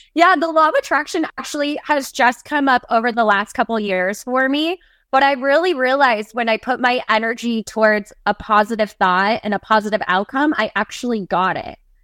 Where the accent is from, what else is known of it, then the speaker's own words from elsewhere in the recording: the Northwest, Pacific Northwest, United States; I was born and raised in the Northwest, still a mountain tree girl to this day